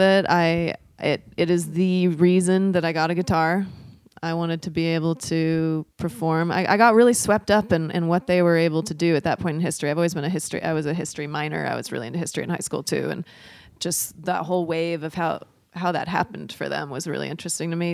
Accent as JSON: {"language": "English", "town": "Portland", "region": "Oregon", "country": "United States", "tie": "born or raised there", "also_born_or_lived": "Troutdale, Oregon", "said": "So I am from here, from Portland, Oregon. I grew up on the East Side."}